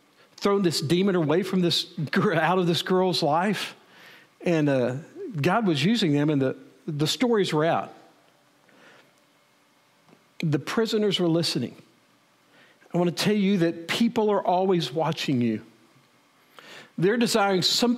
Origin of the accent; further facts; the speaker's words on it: Wichita Falls, Texas, United States; moved away; also born or lived in Edmond, Oklahoma; I grew up in Wichita Falls